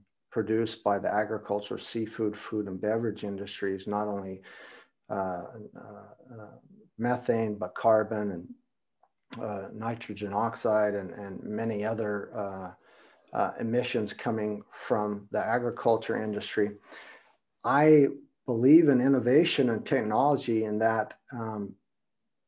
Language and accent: English; United States; I'm from America and I have businesses and productions all over the world